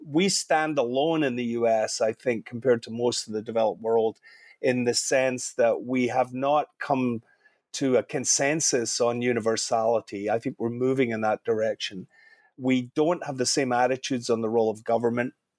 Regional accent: Scotland, United Kingdom; also born or lived in Canada; now in California, United States; I'm Scottish, I've spent a bit of time in Ireland

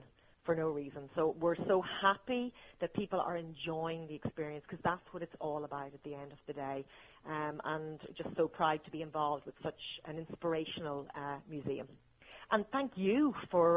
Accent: Northern Ireland, United Kingdom; now in Dublin, Ireland; I'm from Northern Ireland originally

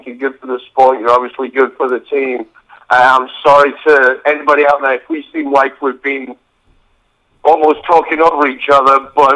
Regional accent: England, United Kingdom; now in United States; I'm originally from England, but I live in America.

